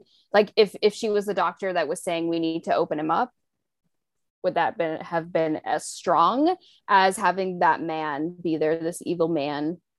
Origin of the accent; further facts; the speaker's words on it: South Africa; Yeah, I just know growing up in South Africa too, like it was very much that 1950s kind of, like the man is the breadwinner